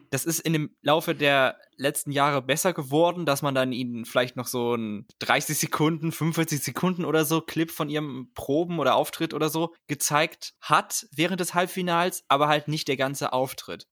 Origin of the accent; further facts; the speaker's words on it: Germany; als Deutscher